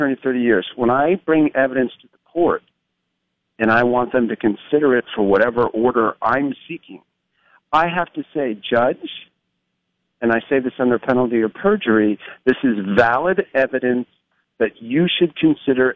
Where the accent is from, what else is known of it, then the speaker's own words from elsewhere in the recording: Huntington, New York, United States; moved away; also born or lived in California; I'm from Huntington, New York, and Glencoe